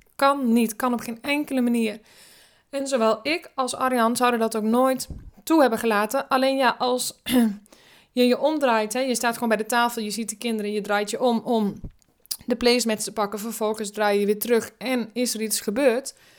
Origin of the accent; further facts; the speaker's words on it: Drenthe, Netherlands; ik kom uit Drenthe, daar ben ik opgegroeid.